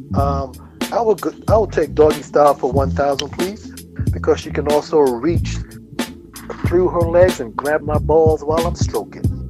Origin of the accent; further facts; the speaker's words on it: Kingston, Jamaica; right down there in the belly of the beast, a little town called Franklin Town in Kingston